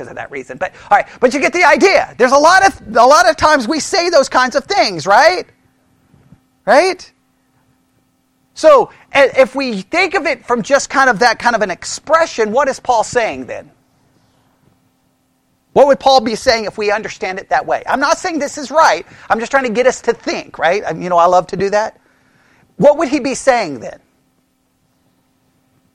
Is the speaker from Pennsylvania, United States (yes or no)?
no; Texas, United States; being born in Texas on Texas Independence Day